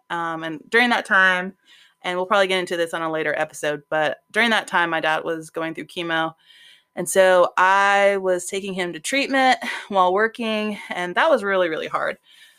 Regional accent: Orlando, Florida, United States; moved away as an adult; also born or lived in Texas; now in Montgomery, United States; I'm originally from Orlando, Florida. I've lived in Texas for a while, then went back to Orlando. And then I decided to go to school in Alabama, the wonderful Montgomery, at Faulkner University

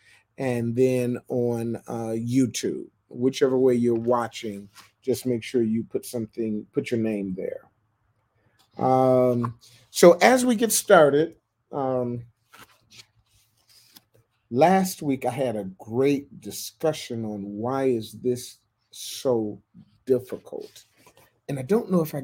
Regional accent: Michigan, United States; moved away as an adult; also born or lived in Florida / Ohio / New York; I was born in Florida, grew up in Michigan, went to Michigan State, lived in Ohio, lived in New York, moved down here

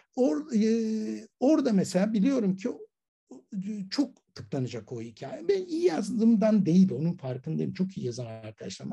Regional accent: Istanbul, Turkey; ben Ataköylüyüm

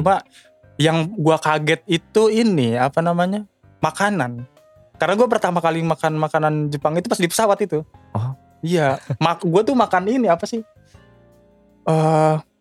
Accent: Bekasi, West Java, Indonesia; moved away as an adult; gue tumbuh besar di Bekasi

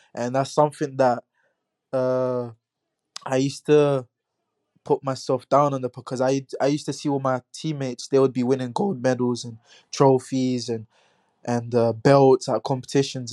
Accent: London, United Kingdom; growing up in Hackney

